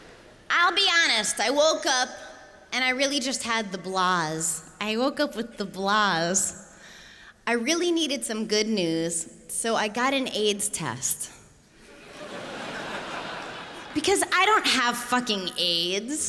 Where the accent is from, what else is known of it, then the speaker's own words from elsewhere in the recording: United States; I'm American. I don't know if you noticed that. My weird accent.